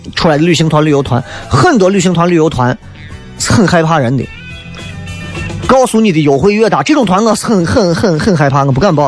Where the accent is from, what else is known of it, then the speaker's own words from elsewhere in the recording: Xi'an, Shaanxi, China; accent: Xi'an dialect; 我们西安话不是耍朋友